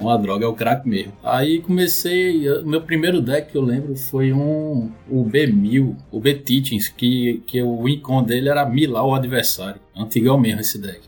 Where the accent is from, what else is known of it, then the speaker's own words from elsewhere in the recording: Recife, Pernambuco, Brazil; sou de Recife